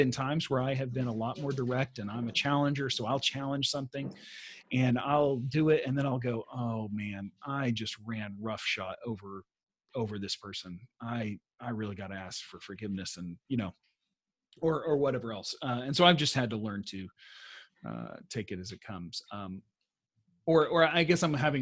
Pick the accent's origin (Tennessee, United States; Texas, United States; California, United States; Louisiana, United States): Texas, United States; moved away as an adult; also born or lived in North Africa / Central Asia; now in Sweden; I am a Texan.